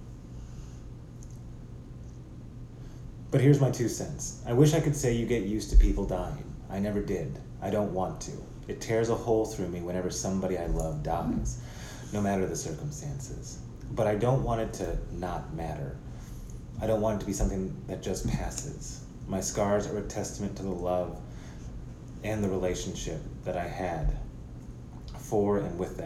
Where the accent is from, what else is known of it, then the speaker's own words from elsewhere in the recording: United States; I can only speak as an American